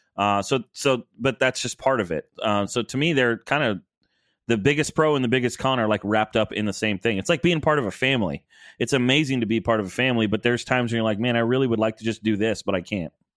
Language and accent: English; Rockford, Illinois, United States; moved away; also born or lived in Orlando; I was born in Rockford